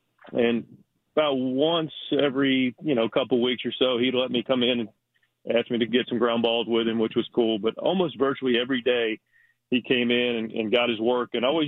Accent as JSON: {"language": "English", "region": "North Carolina", "country": "United States", "tie": "born or raised there", "said": "You know, I grew up in the Double A clubhouse with the Orioles, so I was a little more tuned into that organization"}